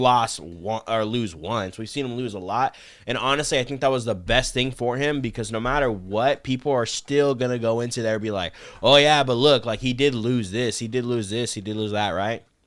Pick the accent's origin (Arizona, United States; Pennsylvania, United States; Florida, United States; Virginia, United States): Arizona, United States; I'm from Arizona